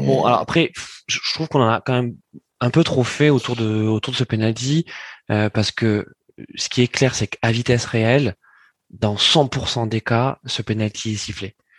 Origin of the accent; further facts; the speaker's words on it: France; on est français